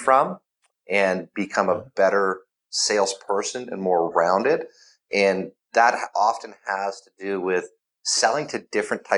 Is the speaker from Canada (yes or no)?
yes; Canada; I am Canadian